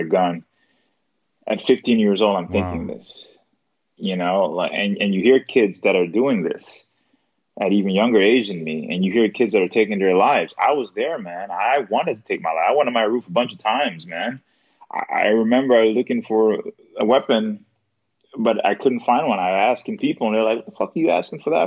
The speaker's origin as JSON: {"language": "English", "region": "New York", "country": "United States", "moved": "yes", "said": "I'm from New York"}